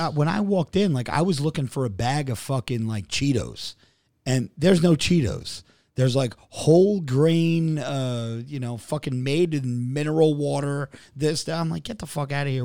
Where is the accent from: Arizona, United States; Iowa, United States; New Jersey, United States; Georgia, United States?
New Jersey, United States; I'm from Jersey